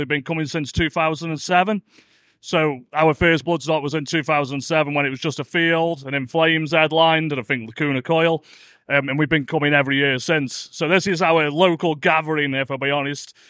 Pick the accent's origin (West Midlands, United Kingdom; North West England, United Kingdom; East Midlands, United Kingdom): West Midlands, United Kingdom; Stoke-on-Trent; And we're only from Stoke, aren't we? So we're down the road, really.